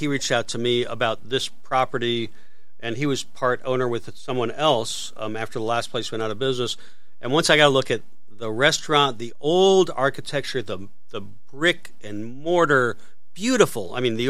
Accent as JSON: {"language": "English", "region": "North Carolina", "country": "United States", "tie": "born or raised there", "also_born_or_lived": "Atlanta, Georgia", "said": "I mean, when I was younger, I spent time in, I spent some time in growing up in North Carolina, Atlanta, Georgia."}